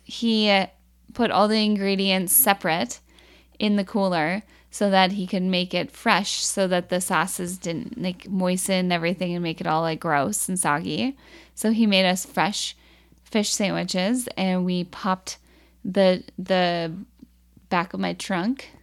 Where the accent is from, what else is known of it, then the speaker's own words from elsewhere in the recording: Minnesota, United States; we're Minnesotan